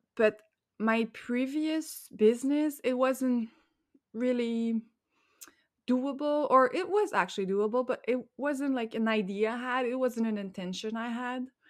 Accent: Montreal, Quebec, Canada; first language French; English is a second language; I am from Montreal, which is in Quebec, the French province in Canada

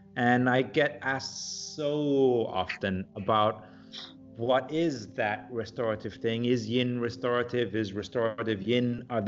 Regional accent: Singapore; Well, because I grew up in Singapore, as you might know.

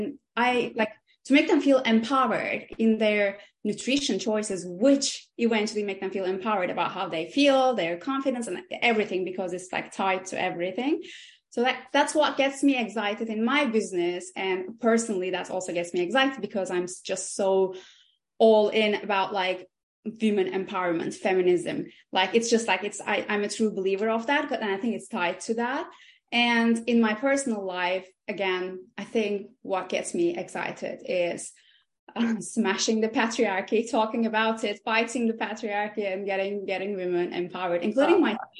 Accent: Aegean Region, Turkey; English is a second language; I grew up in Turkey, in the Aegean Mediterranean part of Turkey, and both of my mom and dad, they're both engineers.

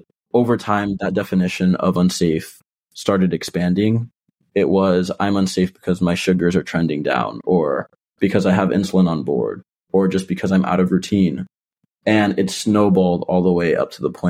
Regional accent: Miami, Florida, United States; moved away as an adult; now in Philadelphia, United States; I'm originally from Miami, Florida, but now I go to school in Philadelphia

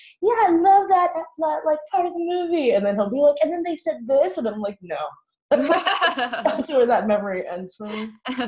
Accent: New Orleans, Louisiana, United States; So I was born in New Orleans and my parents immigrated over here from Vietnam in late 70s, early 80s.

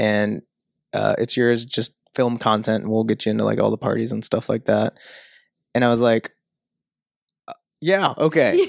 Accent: St. Louis area, Illinois, United States; moved away as an adult; also born or lived in Sydney, Australia; I grew up in Saint Louis, um, area. I say that 'cause nobody ever knows where Millstot, Illinois is

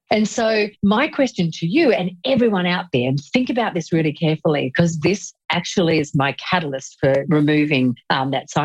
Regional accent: Australia; accent: Australian

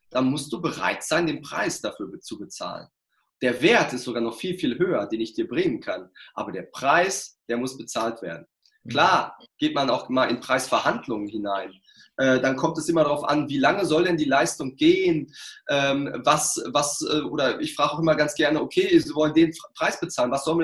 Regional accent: Ruhr area, North Rhine-Westphalia, Germany; ich komme aus dem Pott

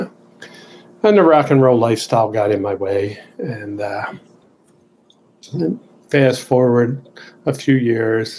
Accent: Baltimore, Maryland, United States; where I grew up in Southeast Baltimore in a factory district

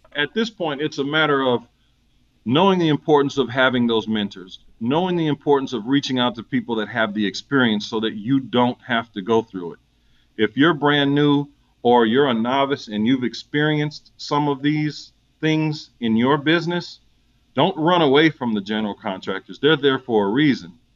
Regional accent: St. Paul, Minnesota, United States; moved away as an adult; now in Atlanta, United States; I'm originally from St. Paul, Minnesota. This has been home since 96 for me

